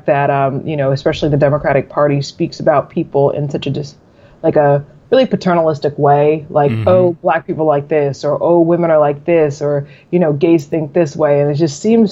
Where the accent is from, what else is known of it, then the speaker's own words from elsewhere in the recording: Maryland, United States; Maryland is one of the first, you know, 13 colonies. We're what they say, the northernmost southern state